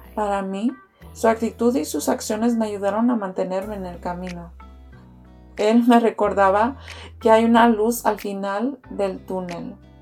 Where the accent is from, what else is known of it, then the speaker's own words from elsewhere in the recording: Houston, Texas, United States; he vivido en Houston toda mi vida